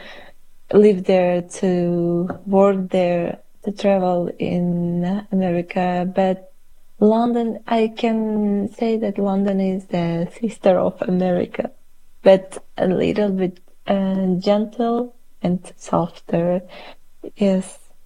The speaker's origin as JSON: {"language": "English", "region": "Tashkent", "country": "Uzbekistan", "tie": "born or raised there", "second_language": "English", "moved": "as an adult", "lives_now": "Poland", "said": "in my country where I was born, I couldn't feel the home atmosphere"}